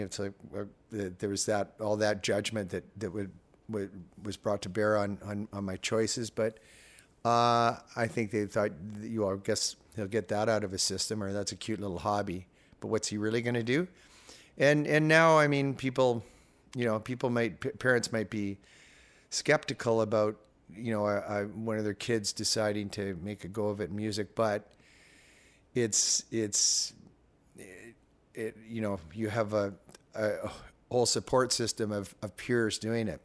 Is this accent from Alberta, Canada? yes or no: yes; Calgary, Alberta, Canada; I was growing up in Calgary